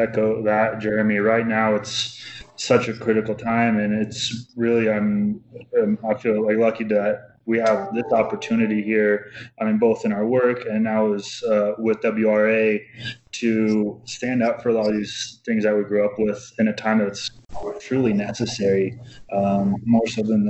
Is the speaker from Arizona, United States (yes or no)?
no; Colorado, United States; growing up in Colorado, spending time outside really just was something I was lucky was in my backyard